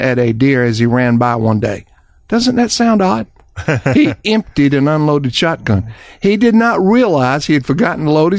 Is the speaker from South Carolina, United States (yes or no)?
yes; South Carolina, United States; And I grew up in South Carolina, driving them with dogs.